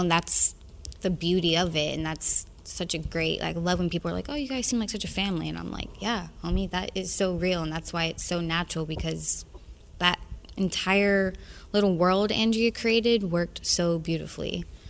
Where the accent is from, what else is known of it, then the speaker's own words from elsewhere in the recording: the South, United States; I'm from the South, and that whole Midwest feel, that whole part of America is very familiar to me